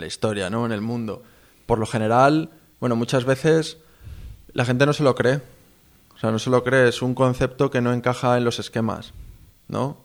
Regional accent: Spain; moved away; soy de España

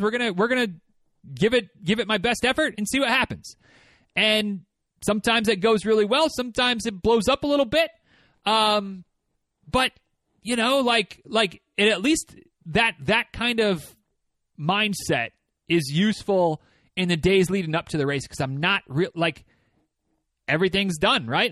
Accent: Michigan, United States; moved away as an adult; now in Georgia, United States; when I was growing up in Michigan

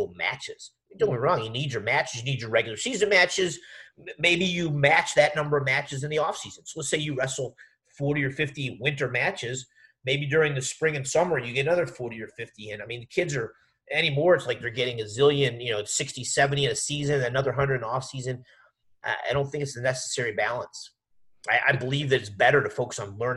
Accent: West Virginia, United States; I grew up training in West Virginia

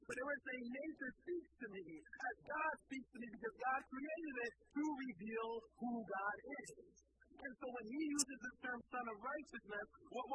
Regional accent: Philadelphia, Pennsylvania, United States; I grew up in Philadelphia.

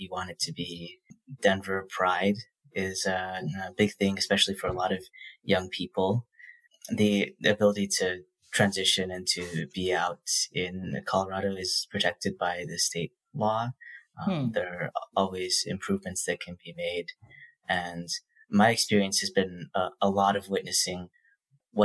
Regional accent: Toronto, Ontario, Canada; moved away as an adult; also born or lived in Massachusetts, United States; I spent most of my K-12 education in Toronto, Canada, which is, I can only look back and say it was a fantastic city to come of age

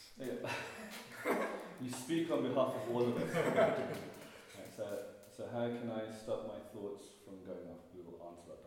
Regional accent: Birmingham, West Midlands, United Kingdom; I'm from Birmingham

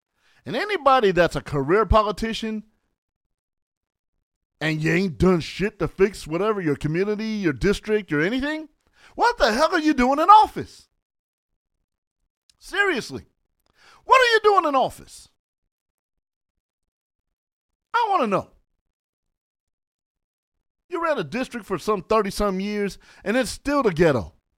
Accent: San Bernardino, California, United States; Don't fuck with me. I'm from San Bernardino.

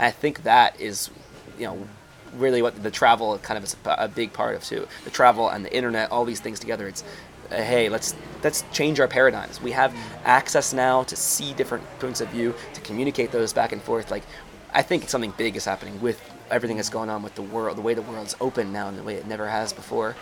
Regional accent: United States

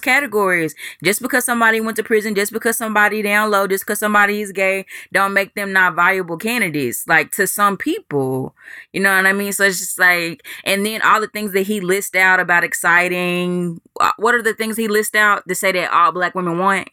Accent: Dallas, Texas, United States; moved away; my hometown of Dallas, Texas

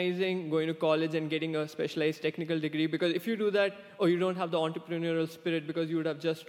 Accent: India; English is a second language; moved away as an adult; now in United States; I came all the way from India to the US so that I could get a specialized degree in a master's program in data science.

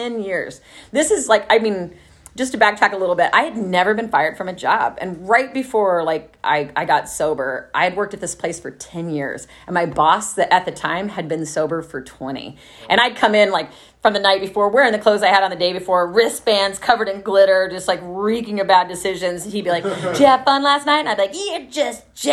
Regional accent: Dallas, Texas, United States; moved away as an adult; also born or lived in Los Angeles, United States / Oakland, United States; now in Austin, United States; where I grew up in Plano and Dallas

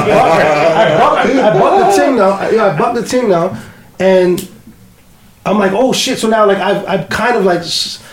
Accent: Toronto, Ontario, Canada; I'm from Scarborough

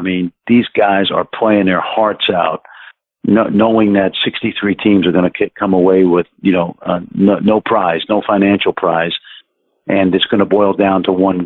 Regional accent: New York City, New York, United States; I grew up in Brooklyn

